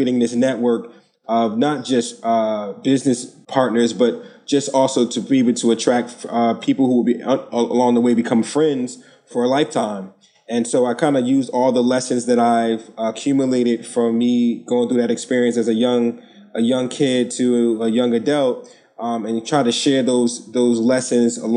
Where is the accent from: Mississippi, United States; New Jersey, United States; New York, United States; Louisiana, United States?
New Jersey, United States; Newark; I'm born and raised in Newark, New Jersey